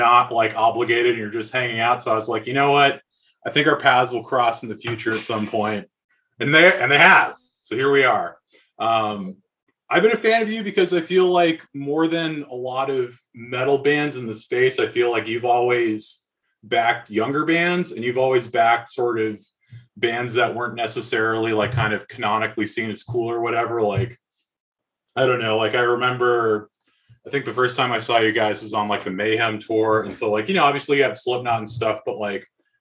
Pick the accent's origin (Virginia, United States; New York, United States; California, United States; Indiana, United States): California, United States; Bay Area; moved away; I grew up in the Bay Area